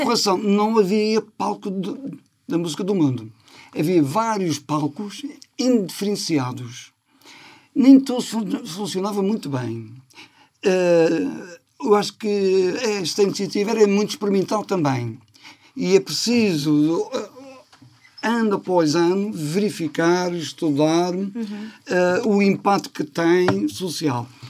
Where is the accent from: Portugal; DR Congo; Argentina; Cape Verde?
Portugal; Madeira; nós, na ilha, que é portuguesa. Somos madeirenses, portugueses, europeus